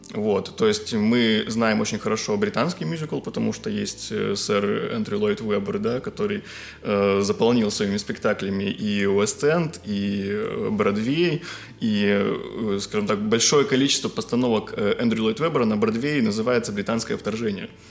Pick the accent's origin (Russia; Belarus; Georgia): Russia; Republic of Karelia; now in Saint Petersburg, Russia; я из Карелии, вот, живу, учусь и работаю